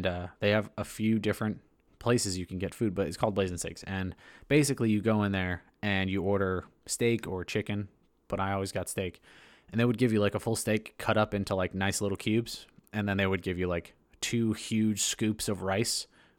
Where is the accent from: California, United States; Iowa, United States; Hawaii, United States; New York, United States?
Hawaii, United States; I grew up in Hawaii.